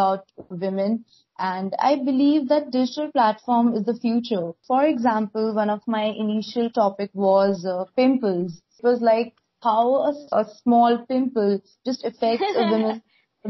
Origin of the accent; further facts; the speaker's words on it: India; from India.